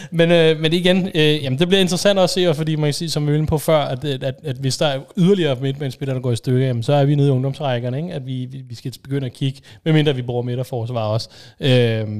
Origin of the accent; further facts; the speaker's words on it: Denmark; som dansker